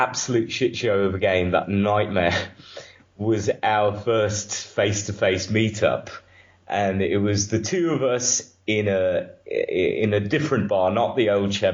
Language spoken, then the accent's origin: English; Romania; I'm from Romania